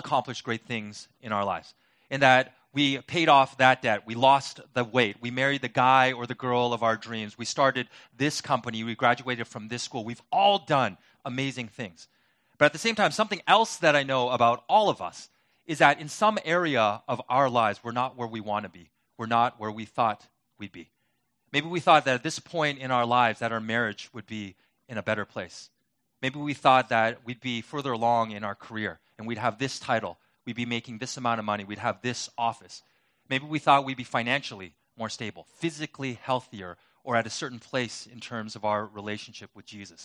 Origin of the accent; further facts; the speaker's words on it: Vancouver, British Columbia, Canada; now in Detroit, United States; I'm not from Detroit. I'm originally from Vancouver, and not the fake Vancouver in Washington State, but the real one in Canada.